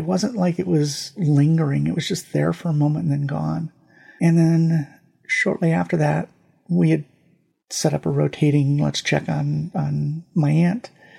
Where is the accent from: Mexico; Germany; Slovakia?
Germany; born there; I took French in high school. I took Latin in high school. I was born in Germany. I remember some German.